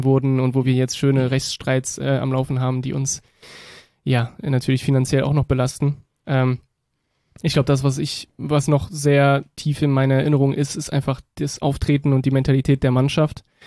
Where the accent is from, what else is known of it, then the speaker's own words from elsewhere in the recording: Berlin, Germany; also born or lived in France / Rhineland; now in Cologne, Germany; ich bin äh, ursprünglich aus Frankreich, äh, bin aber in Reinickendorf aufgewachsen, und dann in den Rheinland gezogen